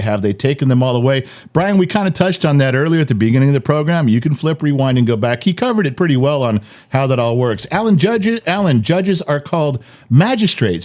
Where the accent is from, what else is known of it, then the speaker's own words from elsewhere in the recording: Los Angeles, California, United States; growing up in Los Angeles in the seventies and eighties